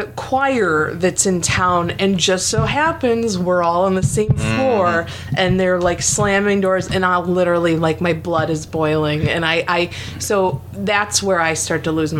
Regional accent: Albion, New York, United States; also born or lived in Albany, New York; now in Philadelphia, United States; I grew up in Western New York.

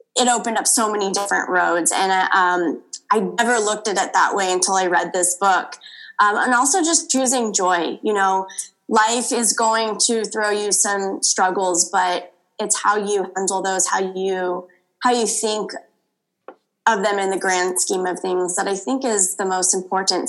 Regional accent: Los Angeles, California, United States; born and raised in Los Angeles

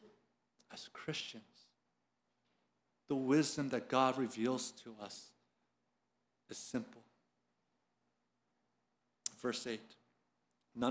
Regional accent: Philadelphia, Pennsylvania, United States; now in Atlanta, United States; I'm from Philadelphia. You can't take Philadelphia out of me

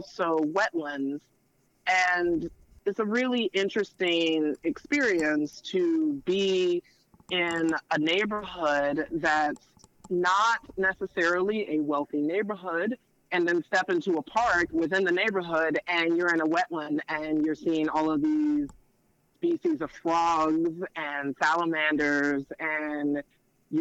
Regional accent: Memphis, Tennessee, United States; moved away; I'm originally from Memphis, Tennessee.

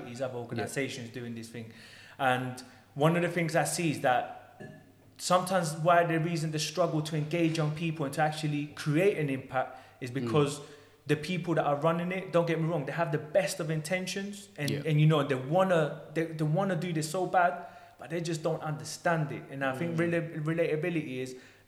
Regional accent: London, United Kingdom; I grew up in Tottenham

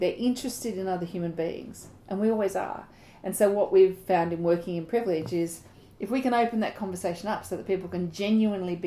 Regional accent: Australia; we grew up in Australian society

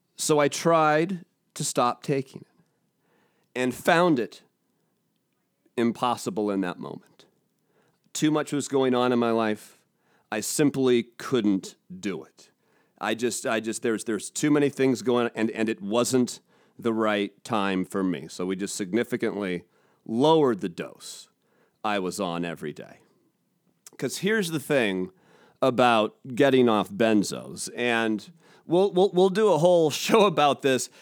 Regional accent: Seattle, Washington, United States; I'm a Seattle guy

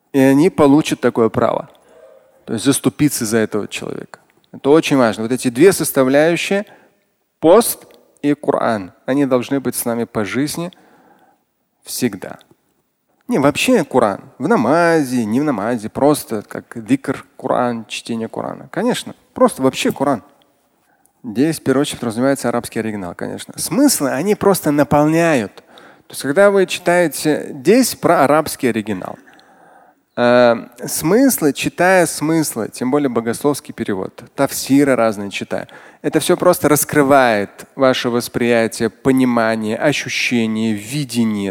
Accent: Tatarstan, Russia; я татарин, я мусульманин

